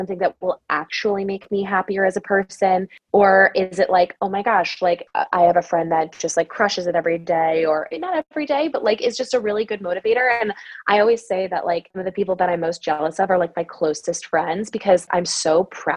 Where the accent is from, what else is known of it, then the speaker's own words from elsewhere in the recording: Wisconsin, United States; I'm from Wisconsin